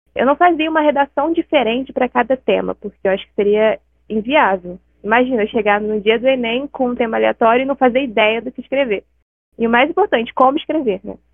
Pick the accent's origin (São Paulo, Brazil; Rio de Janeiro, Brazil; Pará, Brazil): Rio de Janeiro, Brazil; eu tenho 21 anos e sou do Rio de Janeiro.